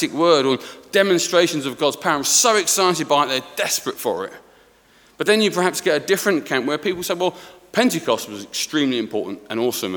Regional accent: Sawbridgeworth, East of England, United Kingdom; I'm from Sawbridgeworth

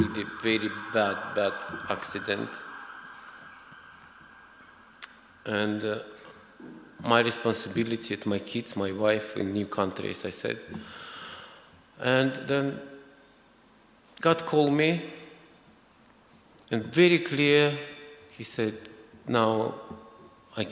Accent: Azerbaijan; moved away as an adult; also born or lived in Moscow region, Russia; I was born in Azerbaijan. It's a former Soviet Republic, a very small, beautiful country.

